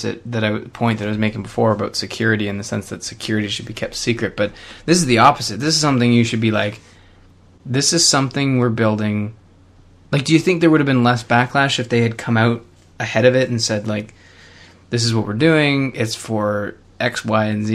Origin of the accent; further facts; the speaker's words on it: Canada; as a Canadian